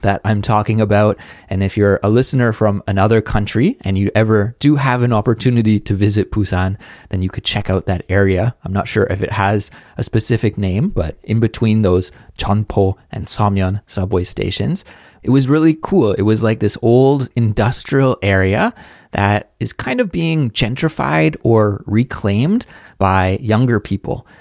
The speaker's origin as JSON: {"language": "English", "country": "Canada", "moved": "as an adult", "lives_now": "South Korea", "said": "as a Canadian living abroad in South Korea"}